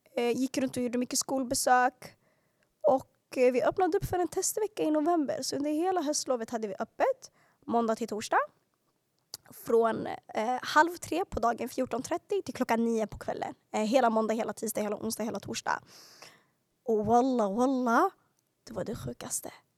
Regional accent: Stockholm, Stockholm County, Sweden; växte upp i Hagsätra och Skärholmen. Yani södra Stockholms förorter

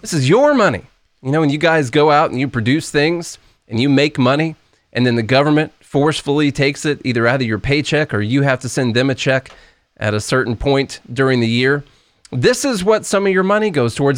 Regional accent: Illinois, United States; I'm from Illinois

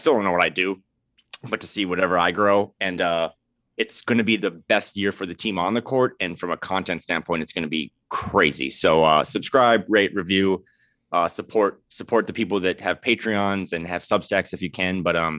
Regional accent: Grand Forks, North Dakota, United States; born there; Well, I was born in Grand Forks, North Dakota.

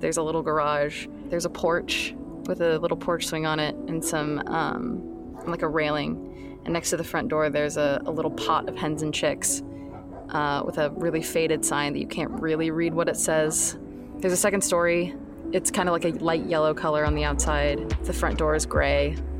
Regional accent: Washington, United States; I'm originally from Washington.

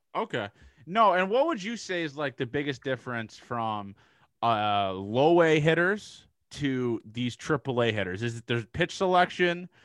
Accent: Canada; growing up in Canada

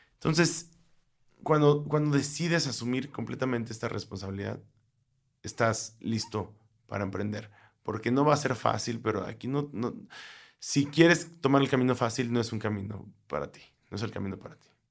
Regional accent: Mexico; nosotros como mexicanos

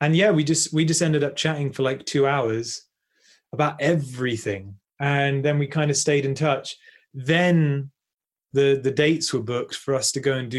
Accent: Bristol, South West England, United Kingdom; I'm actually from Bristol, about an hour's north from here.

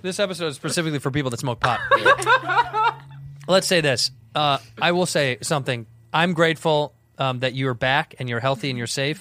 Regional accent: Chicago, Illinois, United States; now in Los Angeles, United States

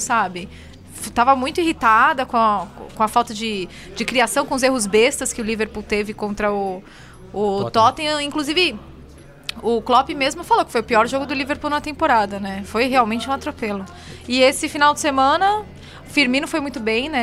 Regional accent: São Paulo, Brazil; Aí eu, de São Paulo

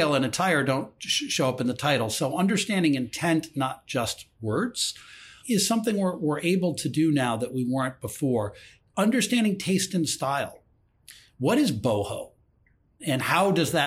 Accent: Ann Arbor, Michigan, United States; I grew up in Ann Arbor, Michigan, the largest football stadium in the United States.

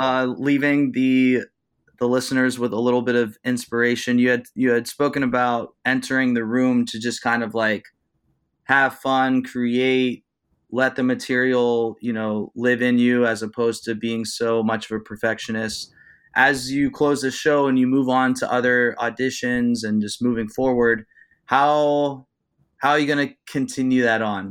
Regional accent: Youngstown, Ohio, United States; my hometown of Youngstown, Ohio

